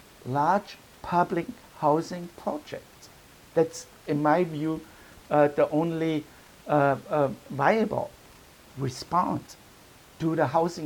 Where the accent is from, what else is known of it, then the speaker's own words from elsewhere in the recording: Vienna, Austria; I'm from Vienna city in Europe with this long tradition of public housing